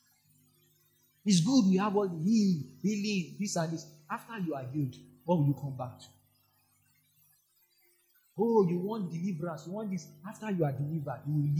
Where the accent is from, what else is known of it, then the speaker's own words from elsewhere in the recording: Nigeria; I'm only Nigerian there.